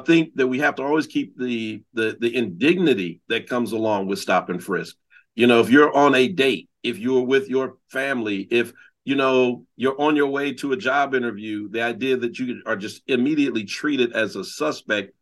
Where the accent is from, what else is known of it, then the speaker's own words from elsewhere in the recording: Oakland, California, United States; I grew up in Oakland, California, and I was born in 1966